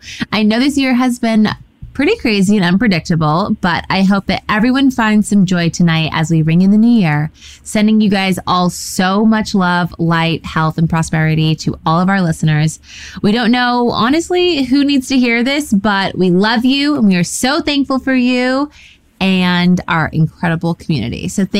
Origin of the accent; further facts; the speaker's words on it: Orange County, California, United States; I come from Orange County, which is like a smaller, like, like a beach town.